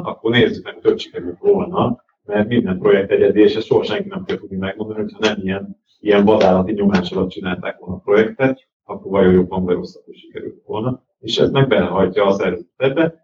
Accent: Hungary; magyarok vagyunk

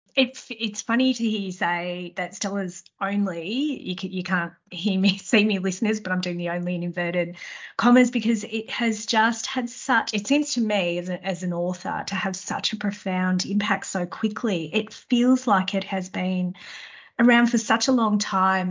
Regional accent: Melbourne, Victoria, Australia; my hometown of Melbourne

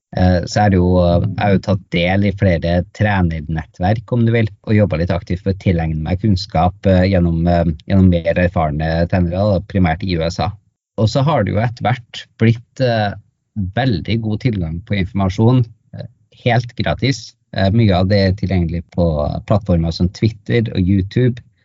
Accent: Norway; also born or lived in Tromsø; kom jeg hjem til Norge

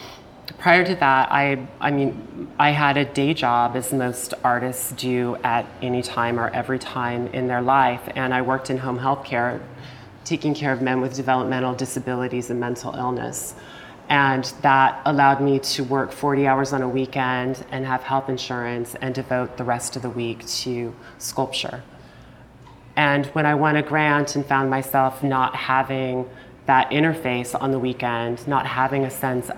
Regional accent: Lincoln, Nebraska, United States; my hometown of Lincoln, Nebraska, where my business partner and I were friends in high school

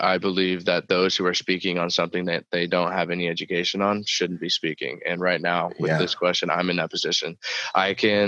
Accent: United States; I'm an American

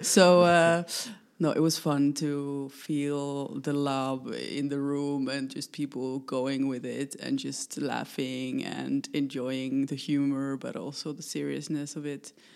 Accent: Finland; moved away as an adult; now in Netherlands; I'm coming originally from Finland. I've lived 20, more than 25 years in, in the Netherlands, making work.

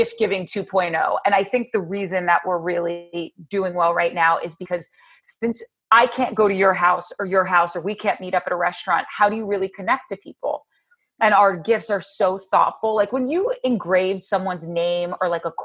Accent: New Jersey, United States; so I grew up, like I said, in Jersey, and I grew up 19 miles outside of New York City

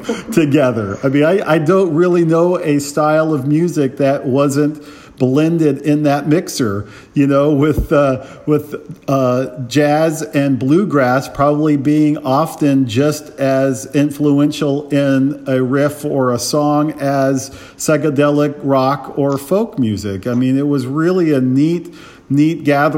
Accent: Menlo Park, California, United States; I grew up in the Bay Area. I went to high school in Menlo Park, not too far away from Palo Alto

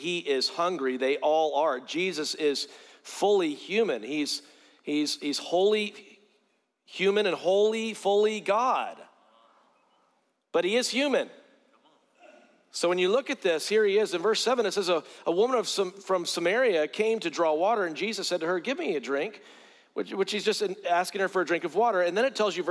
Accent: Greenville, South Carolina, United States; I grew up in South Carolina

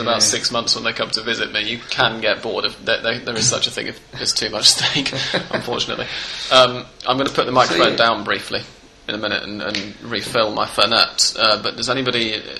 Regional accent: Manchester, North West England, United Kingdom; now in Buenos Aires, Argentina; As someone who did a certain amount of my growing up in Manchester and very much loves the city

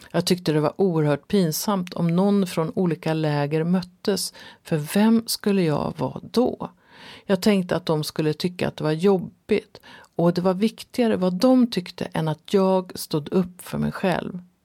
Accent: Sweden; first language Swedish; also born or lived in France; jag är ju svensk och jag har lekt med svenska i hela mitt liv

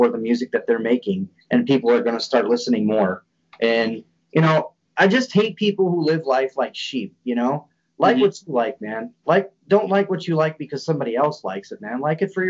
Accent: Midwest, United States; Midwestern people, I mean, again, I'm from the Midwest.

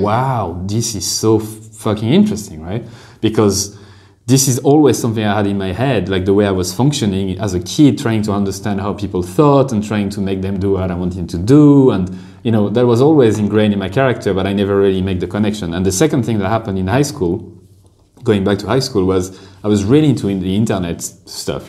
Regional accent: France; moved away as an adult; now in Dublin, Ireland; I did one year in a business school in France, a, a, an average business school uh, in my hometown

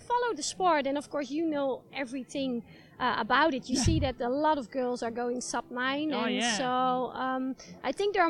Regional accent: Netherlands; in the Netherlands, in my home country.

